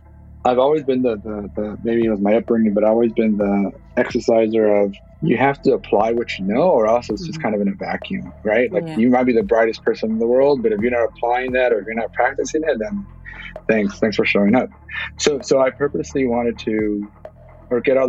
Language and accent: English; Los Angeles, California, United States; also born or lived in Bay Area, California; growing up in Ball Heights